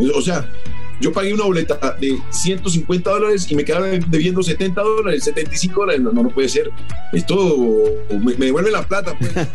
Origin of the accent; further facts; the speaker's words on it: Colombia; nosotros como colombianos